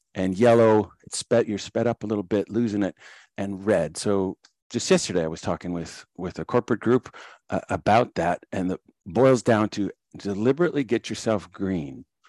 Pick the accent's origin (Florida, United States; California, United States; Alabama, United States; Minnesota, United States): Minnesota, United States; Moorhead; moved away as an adult; also born or lived in Decorah, Iowa / Illinois; I'm from Morehead, Minnesota.